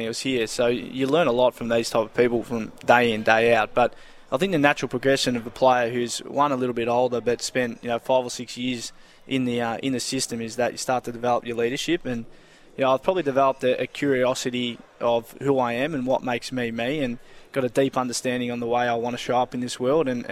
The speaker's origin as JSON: {"language": "English", "town": "Preston", "region": "Victoria", "country": "Australia", "tie": "born or raised there", "said": "a nostalgic club for me growing up in Preston"}